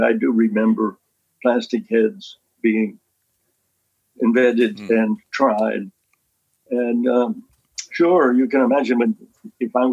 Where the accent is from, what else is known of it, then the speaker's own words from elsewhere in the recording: Lewisburg, Pennsylvania, United States; my hometown in Lewisburg